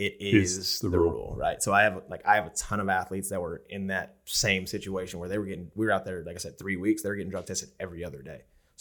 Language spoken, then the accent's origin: English; twenty minutes west of Ames, Iowa, United States; moved away; I grew up in Iowa.